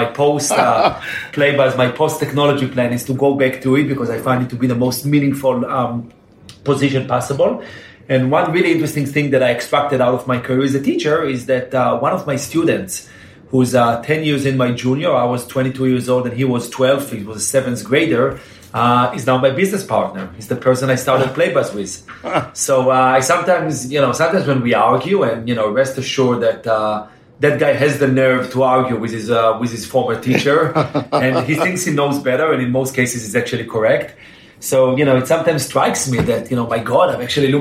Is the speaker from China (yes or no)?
no; Jerusalem, Jerusalem District, Israel; moved away as an adult; also born or lived in New York; born and raised in Jerusalem, which is something that I'm very proud of. I always feel like it's the best way to define me is that I'm from Jerusalem, even though I no longer live there for the past couple of decades